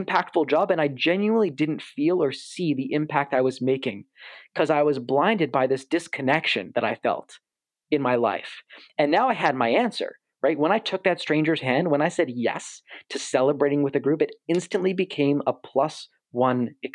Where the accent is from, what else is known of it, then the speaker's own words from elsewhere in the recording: Toronto, Ontario, Canada; someone who was born and raised in Toronto